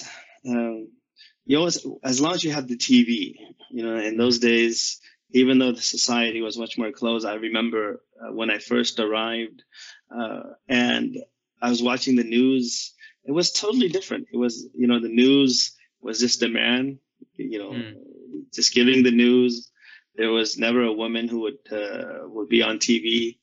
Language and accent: English; Vietnam; moved away; also born or lived in United States / Saudi Arabia / Seattle; I was born in Vietnam during that time